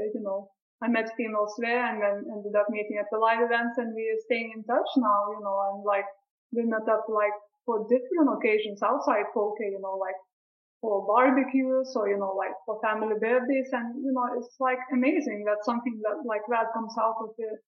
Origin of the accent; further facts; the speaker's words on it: Brighton, South East England, United Kingdom; once when I played in Brighton, back to my hometown where I was studying, we had a live event there